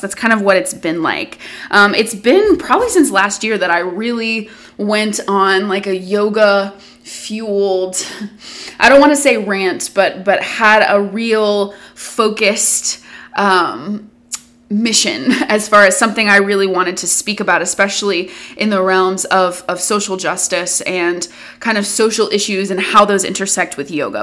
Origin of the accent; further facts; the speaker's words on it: the South, United States; I grew up in the South.